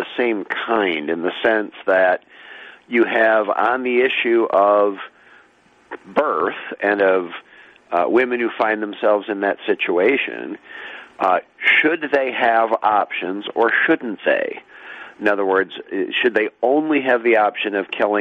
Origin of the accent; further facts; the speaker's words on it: Holland, Michigan, United States; the town where I grew up in Holland, Michigan